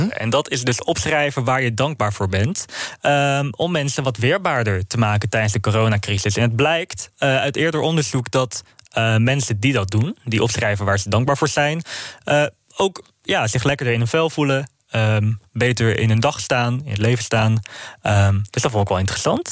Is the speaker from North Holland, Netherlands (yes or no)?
yes; Amsterdam, North Holland, Netherlands; nu ben ik wel een geboren en getogen Amsterdammer.